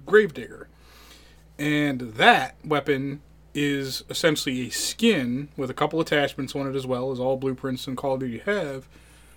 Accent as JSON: {"language": "English", "region": "Colorado", "country": "United States", "tie": "born or raised there"}